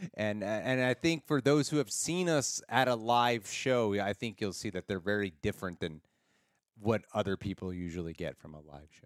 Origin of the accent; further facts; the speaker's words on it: Los Angeles, California, United States; I grew up here in Los Angeles, uh, born and raised in the valley